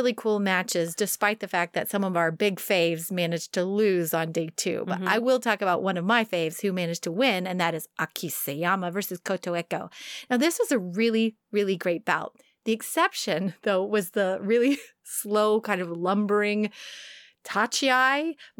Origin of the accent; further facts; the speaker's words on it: New York, United States; accent: New York; I can't do my New York accent anymore. I sound more like Boston.